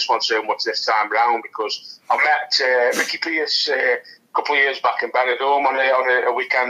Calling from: Stoke-on-Trent, West Midlands, United Kingdom; I'm in Stoke-on-Trent, mate, Staffordshire.

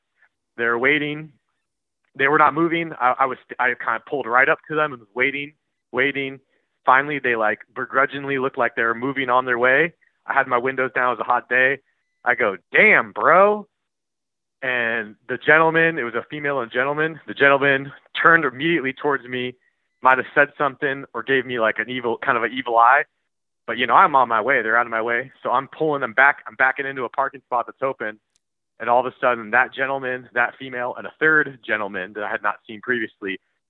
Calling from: Portland, Oregon, United States; I'm from Portland, Oregon, and I had to call up in response to the previous caller

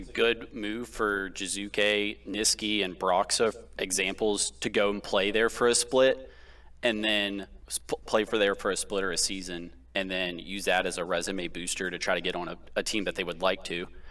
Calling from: Pittsburgh, Pennsylvania, United States; I'm calling from Pittsburgh

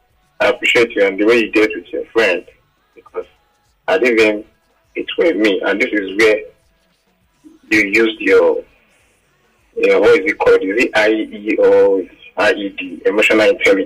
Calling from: Lagos, Nigeria; calling from Lagos Island.

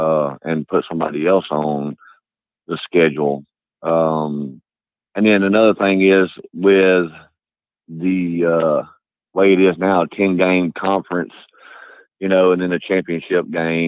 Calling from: Halton, Louisiana, United States; This is … calling in from Halton, Louisiana.

